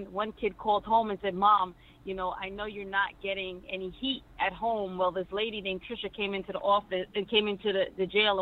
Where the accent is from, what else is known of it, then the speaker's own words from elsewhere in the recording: New York City, New York, United States; I'm from Brooklyn, New York